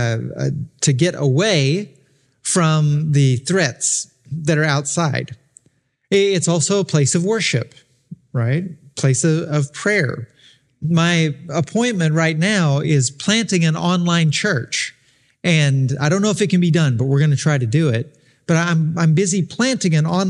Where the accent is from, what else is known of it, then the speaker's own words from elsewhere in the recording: Arkansas, United States; If I was born in Arkansas, spent all my childhood in Arkansas